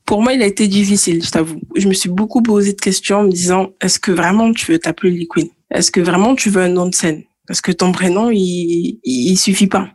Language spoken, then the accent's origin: French; Toulouse, Occitania, France; also born or lived in Guadeloupe; J'ai grandi à Toulouse, je suis née à Toulouse et je suis originaire euh, de la Guadeloupe